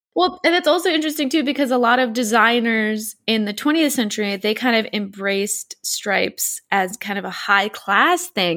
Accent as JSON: {"language": "English", "region": "Wisconsin", "country": "United States", "moved": "yes", "lives_now": "Poland", "said": "we're from Wisconsin and Poca is still alive and well in Wisconsin"}